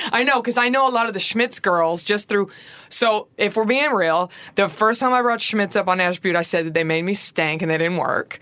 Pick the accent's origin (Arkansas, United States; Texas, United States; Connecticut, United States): Texas, United States; I'm from Texas